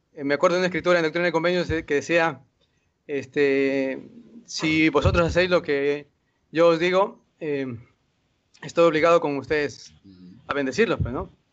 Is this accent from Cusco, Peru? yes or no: no; Lima, Peru; yo soy de Perú, de Lima